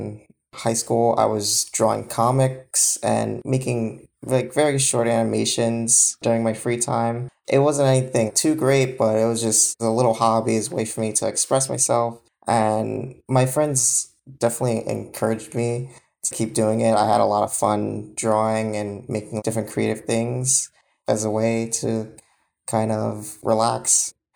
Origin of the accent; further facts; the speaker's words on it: Yonkers, New York, United States; I'm from Yonkers, New York.